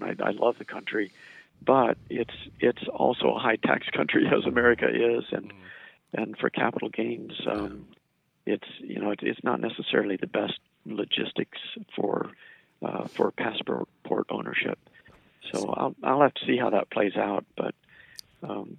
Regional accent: United States; also born or lived in Japan; I'm an American.

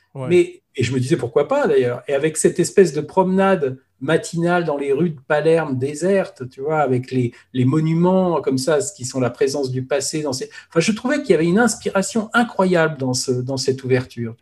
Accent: France; on est, on est français

